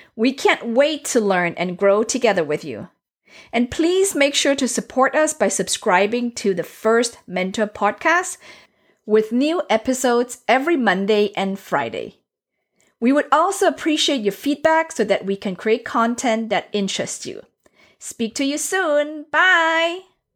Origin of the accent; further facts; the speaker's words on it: Germany; also born or lived in Asia; now in United States; I was born in Asia, raised in Europe, so Germany specifically